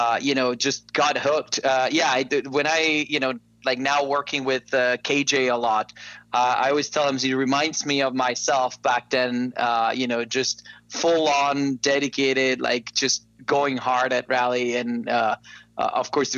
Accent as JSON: {"language": "English", "country": "Costa Rica", "moved": "as an adult", "lives_now": "United States", "said": "I am not originally from the U.S. I'm from Costa Rica. And so back home in Costa Rica, I had a cousin"}